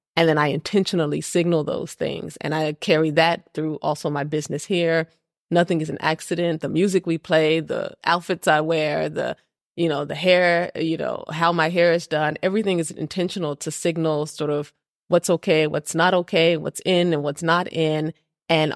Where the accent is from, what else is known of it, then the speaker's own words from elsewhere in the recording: Texas, United States; moved away as an adult; now in Copenhagen, Denmark; I grew up in Texas.